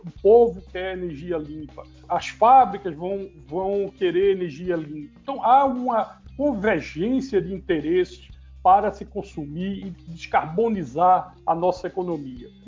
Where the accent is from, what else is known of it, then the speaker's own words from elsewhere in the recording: Northeast Region, Brazil; Então, eu acho né, como um bom nordestino, o que eu posso dizer